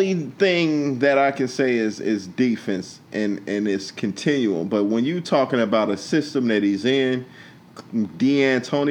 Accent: Chicago, Illinois, United States; I'm from Chicago

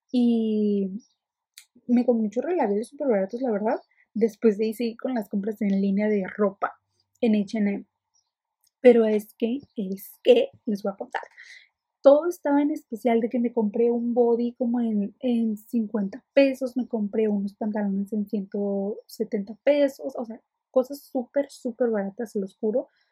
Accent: Ensenada, Baja California, Mexico; soy de Ensenada

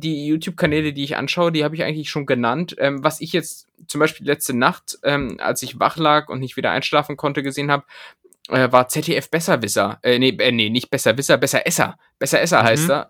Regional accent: Hameln, Lower Saxony, Germany; als Schüler auch, so, keine Ahnung, weil, weil es in Hameln jetzt auch nicht groß andere Sachen zu tun gab

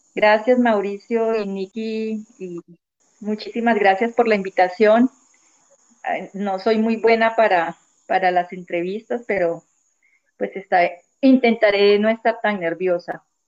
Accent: Leticia, Amazonas, Colombia; also born or lived in Eje Cafetero; vivo en el Amazonas, nací aquí, en Leticia, pues casi toda mi vida la, he pasado aquí.

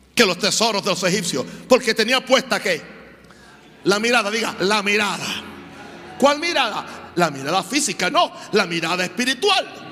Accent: Venezuela; moved away; Lo viví en mi país

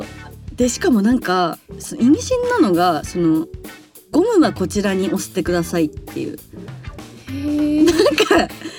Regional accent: Kanto, Japan; なんかまあ関東でまあ遊ぶ場所って言ったら例えば渋谷とか新宿とかだったけどでもまあ地元も地元でまあ田舎だと思ってたけど

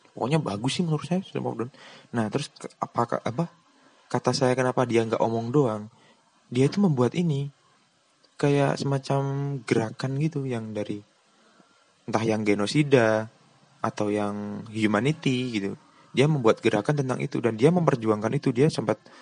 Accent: Lumajang, East Java, Indonesia; Dia tuh sekolah di kota saya, di Lumajang, cuman berbeda sekolah dengan saya

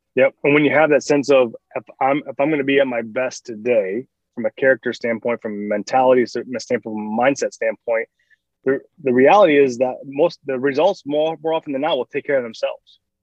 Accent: Michigan, United States; moved away; I'm from Michigan originally

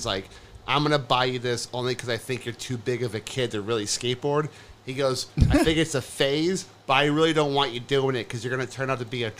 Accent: Orlando area, Florida, United States; I grew up in Chickasaw, like in Orlando area.

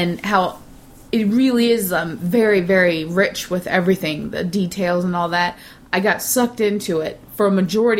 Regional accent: United States; as an American growing up, late 60s, 70s

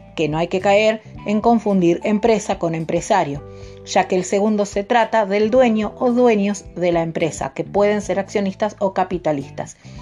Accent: Argentina; como ciudadana argentina

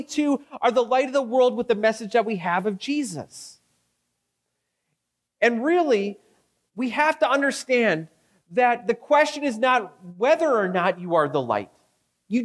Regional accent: Victoria, British Columbia, Canada; now in Regina, Canada; me being from Victoria

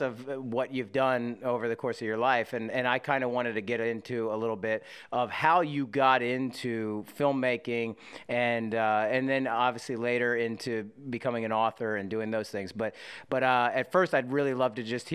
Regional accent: Philadelphia, Pennsylvania, United States; moved away as an adult; now in Los Angeles, United States; growing up in Philly

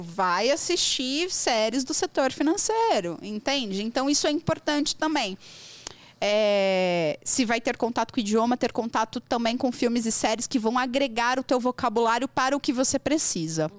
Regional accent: Brazil; first language Portuguese; Eu sou brasileira, tô aprendendo inglês

